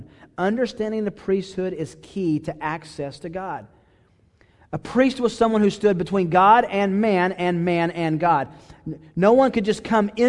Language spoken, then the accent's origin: English; Chattanooga, Tennessee, United States; I grew up in Chattanooga, Tennessee